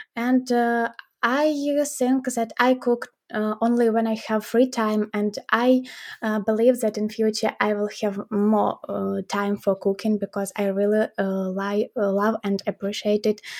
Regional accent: Ukraine; we are from Ukraine.

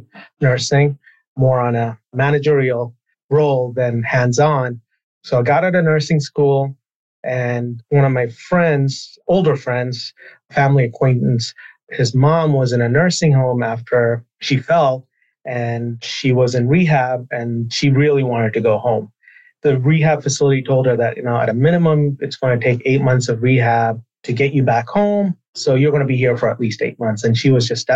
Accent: Burlington, Vermont, United States; I grew up in Burlington, Vermont

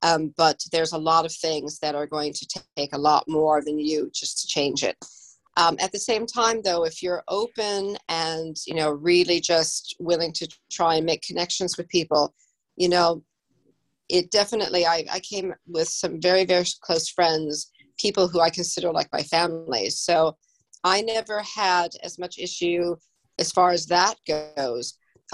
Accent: Illinois, United States; as much as I adore Chicago and it's my home state

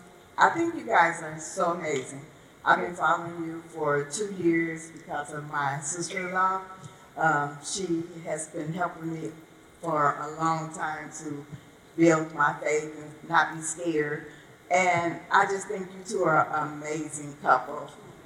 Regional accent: Chicago, Illinois, United States; I'm from Chicago.

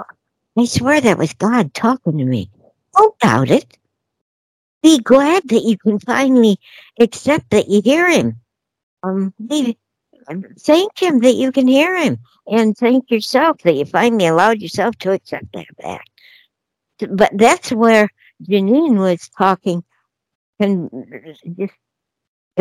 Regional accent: Denver, Colorado, United States; I'm from Denver

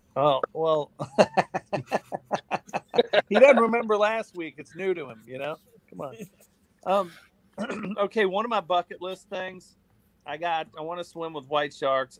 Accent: Indiana, United States; I was born in Indiana

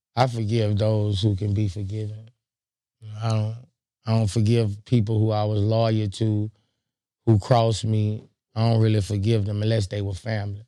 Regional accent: Baton Rouge, Louisiana, United States; I'm from Baton Rouge

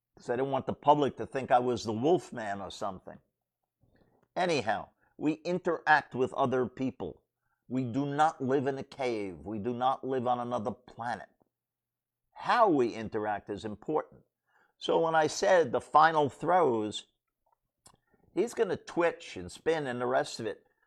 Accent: New York City, New York, United States; I grew up in Brooklyn

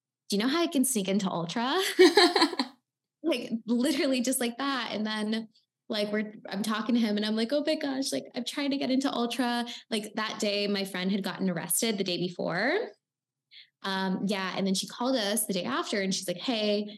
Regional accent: Miami, Florida, United States; I'm from Miami

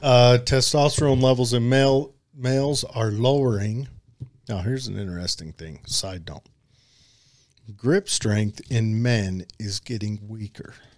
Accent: United States; accent: hillbilly

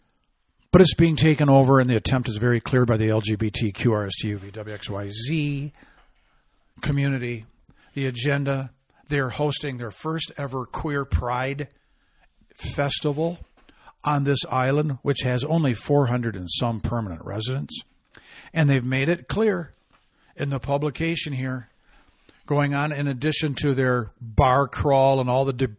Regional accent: Arizona, United States; followed closely by Arizona, my home state.

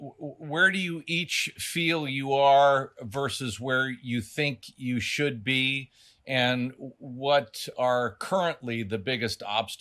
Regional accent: Los Angeles, California, United States; And so growing up in the Studio City, North Hollywood, San Fernando Valley area

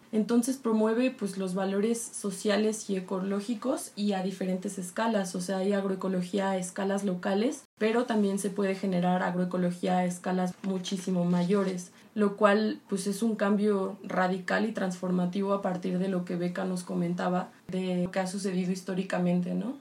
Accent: Michoacán, Mexico; yo soy de Michoacán y mi abuelo fue campesino

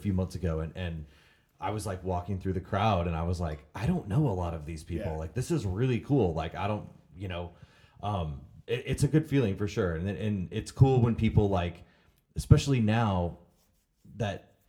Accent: Vandalia, Illinois, United States; I grew up in Vandalia, Illinois

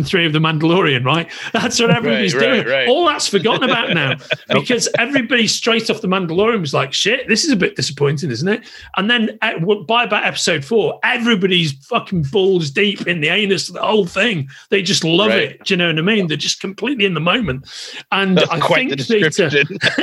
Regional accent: England, United Kingdom; I'm English.

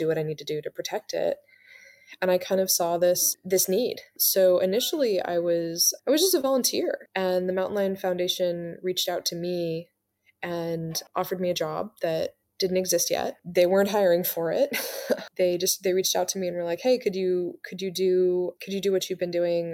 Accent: Mendocino coast, California, United States; growing up in California on the Mendocino coast

